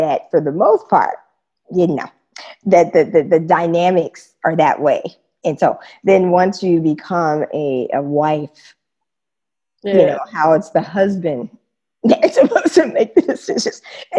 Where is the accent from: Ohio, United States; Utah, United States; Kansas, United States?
Kansas, United States; I grew up in Kansas, you know, and that's the middle, the heart of America, the Bible Belt.